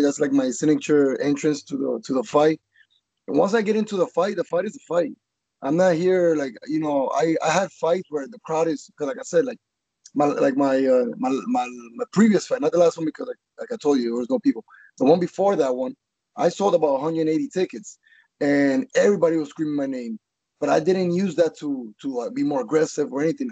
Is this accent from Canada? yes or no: no; Colombia; now in Florida, United States; I'm from Colombia.